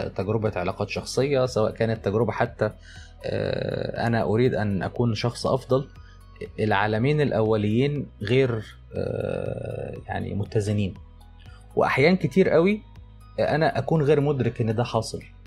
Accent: Egypt; عندنا في مصر

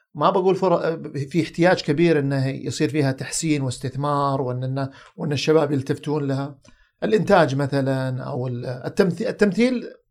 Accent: Saudi Arabia; عندنا في السعوديه

